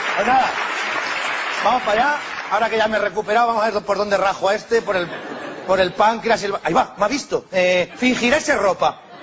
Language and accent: Spanish; Spain; Yo soy español.